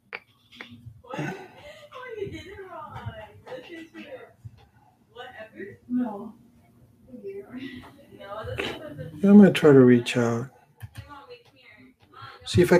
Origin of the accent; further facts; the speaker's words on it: Los Angeles, California, United States; I grew up in the San Fernando Valley